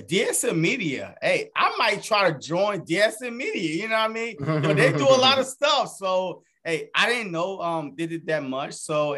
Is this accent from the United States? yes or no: yes; New Jersey, United States; I'm sorry because I'm from South Jersey. And as you know, that Jersey, it is split in half.